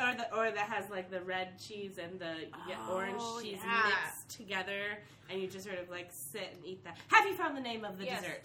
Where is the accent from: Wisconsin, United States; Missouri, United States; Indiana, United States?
Wisconsin, United States; because I'm from Wisconsin